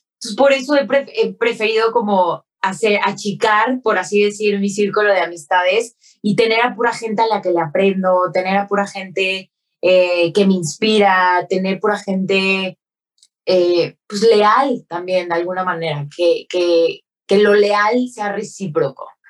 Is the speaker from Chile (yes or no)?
no; Mexico; Como mexicana